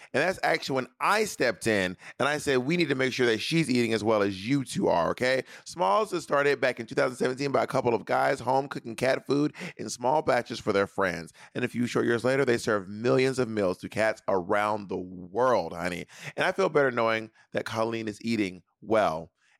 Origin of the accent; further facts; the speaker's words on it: Columbus, Georgia, United States; also born or lived in Atlanta, United States / Corinth, United States / Phoenix, United States / Alabama, United States; I grew up in cities. I grew up in Columbus, Georgia, and Atlanta, Georgia, but also Corinth, Mississippi, and Phoenix, and Alabama.